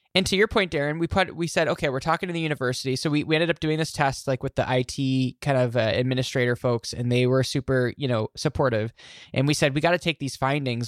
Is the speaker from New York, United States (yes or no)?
yes; Glens Falls, New York, United States; my, my hometown, Glens Falls, New York